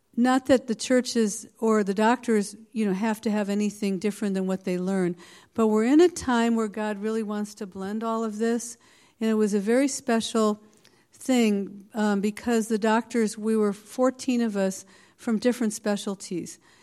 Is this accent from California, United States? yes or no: yes; the Bay Area, California, United States; I'm not from this area. I'm from the Bay Area, but I'm in Palo Alto.